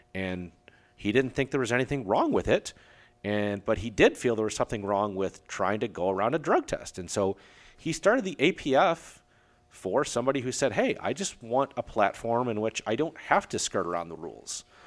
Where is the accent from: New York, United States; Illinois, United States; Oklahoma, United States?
Illinois, United States; Aurora; I grew up in Aurora, Illinois, the same city that there was Fran's gym